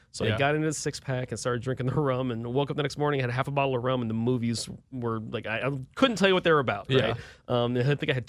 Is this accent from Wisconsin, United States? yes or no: yes; Milwaukee, Wisconsin, United States; I'm from Milwaukee, Wisconsin. Beer's in my blood, right?